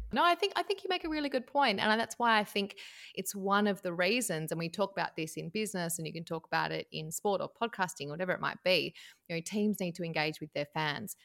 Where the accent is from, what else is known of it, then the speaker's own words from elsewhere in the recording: Tasmania, Australia; moved away as an adult; also born or lived in Melbourne, Victoria, Australia; I am from Tasmania, right down the bottom of Australia